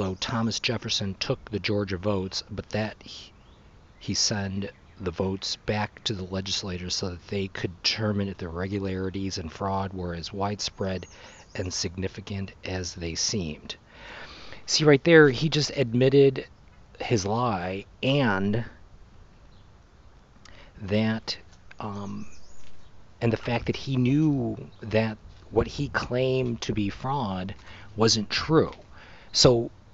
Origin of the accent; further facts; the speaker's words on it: Mexico; I grew up in Mexico and around Mexican people my whole life